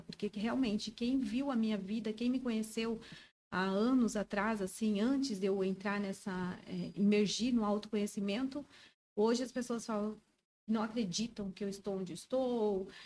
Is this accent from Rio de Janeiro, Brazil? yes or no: no; Joinville, Santa Catarina, Brazil; moved away as an adult; now in Brusque, Brazil; Sou joinvilense, mas estou morando em Brusque.